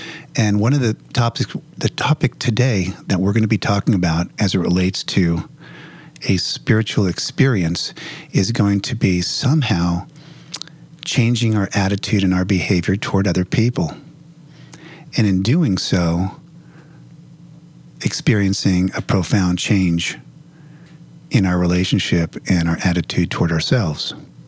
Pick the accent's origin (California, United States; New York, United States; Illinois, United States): California, United States; Los Angeles; I'm from the Los Angeles area.